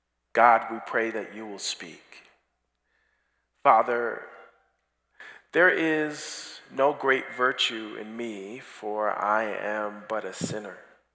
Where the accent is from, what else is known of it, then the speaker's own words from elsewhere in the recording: Barbados; also born or lived in Toronto, Canada; And before that, we were in Toronto, Canada, where we are originally from. But after that, I grew up in Barbados, so I've kind of been all over the world.